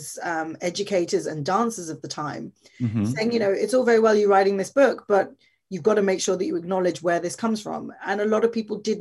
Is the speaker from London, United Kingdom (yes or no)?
yes; London, United Kingdom; I was born in London, born and raised in London